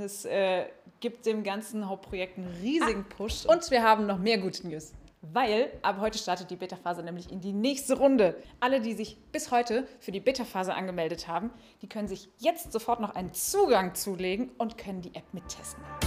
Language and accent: German; Mainz, Rhineland-Palatinate, Germany; Ich als Mainzer